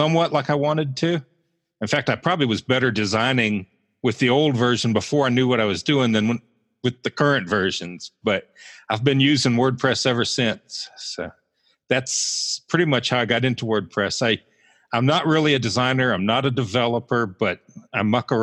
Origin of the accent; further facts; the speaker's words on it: Roanoke, Virginia, United States; accent: somewhat Southern; moved away as an adult; also born or lived in Buffalo, New York / Georgia / Western Pennsylvania; now in Butler, United States; I was born in Buffalo, so that's how I got to be the Sabres and Bills fan. I consider Roanoke, Virginia home because that's where my dad was from and that's where I did most of my growing up. I lived there till I was about 25